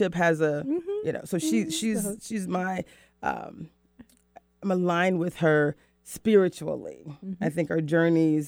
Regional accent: Florida, United States; moved away as an adult; also born or lived in New York / North Carolina / Mexico City, Mexico / Rio de Janeiro, Brazil; now in Seattle, United States; I worked 14 years at Disney in my hometown in Florida.

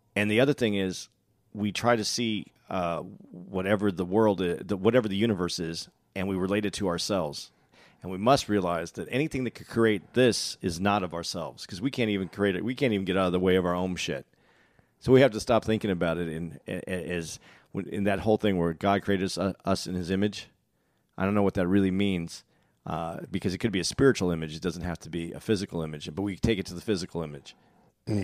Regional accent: Tucson, Arizona, United States; also born or lived in Phoenix, Arizona; I'm from Phoenix. I'm from Tucson. I, I lived in Phoenix

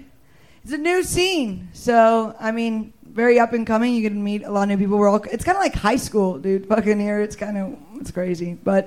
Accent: Missouri, United States; moved away as an adult; now in Texas, United States; I'm from Missouri, all right?

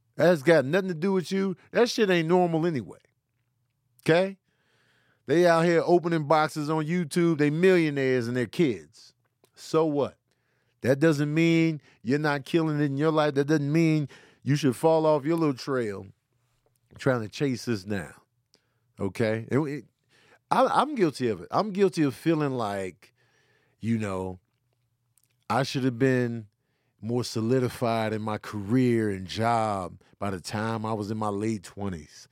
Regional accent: Midwest, United States; I'm from the Midwest

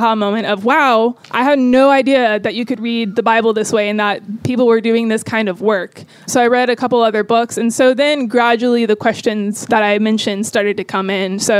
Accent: Tallahassee, Florida, United States; I am from Tallahassee, Florida, moving pretty soon to Phoenix, Arizona.

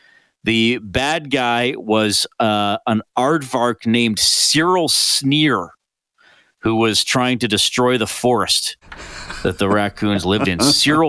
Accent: Canada; I was a Canadian youth at one point.

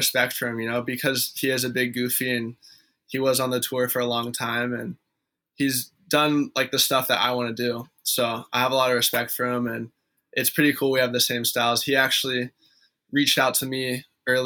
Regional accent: San Clemente, California, United States; I grew up in San Clemente

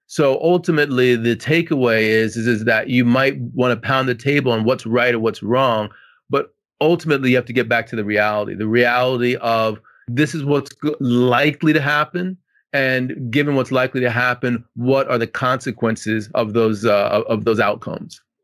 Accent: Washington, District of Columbia, United States; I'm from Washington, D C

